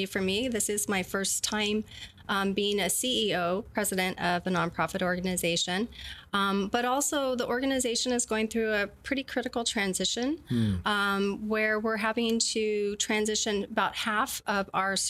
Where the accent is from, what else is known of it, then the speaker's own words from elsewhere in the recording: Northern California, United States; now in San Diego, United States; I'm born and raised here in California